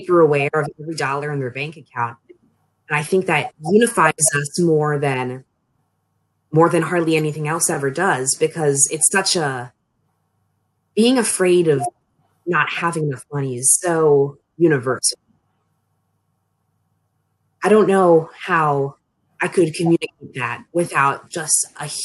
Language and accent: English; Annapolis, Maryland, United States; moved away as an adult; now in Frostburg, United States; I'm from the Annapolis region of Maryland, but when I moved off to college, it was to Frostburg